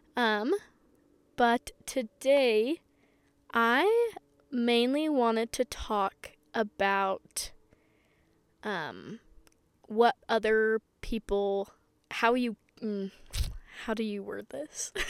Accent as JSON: {"language": "English", "region": "Utah", "country": "United States", "said": "I'm from Utah"}